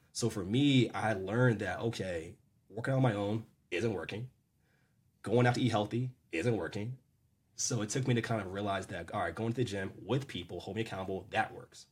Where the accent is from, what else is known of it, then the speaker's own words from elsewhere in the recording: Maryland, United States; I'm born and raised in Maryland